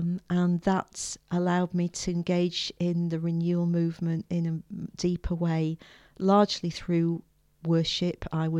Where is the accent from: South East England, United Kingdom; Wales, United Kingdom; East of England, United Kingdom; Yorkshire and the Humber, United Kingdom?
Yorkshire and the Humber, United Kingdom; also born or lived in Shropshire; Well, I came from Yorkshire originally. My parents moved around a bit, so I came to faith whilst we were living in Shropshire. And I was at school in Shrewsbury, which is where I lived with the family for a couple of years